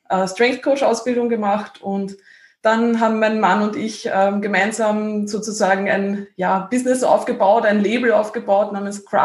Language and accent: German; Lower Austria, Austria; Ähm, ich komme aus Niederösterreich, aus dem Waldviertel und ähm, lebe jetzt in der Nähe von Wien.